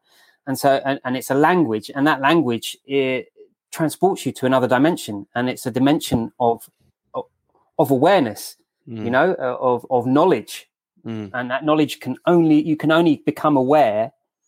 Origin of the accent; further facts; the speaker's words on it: England, United Kingdom; I'm English